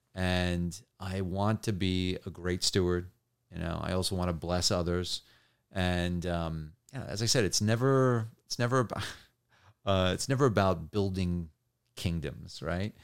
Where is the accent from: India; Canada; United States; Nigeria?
United States; New Jersey; also born or lived in New York; grew up in New Jersey and, and New York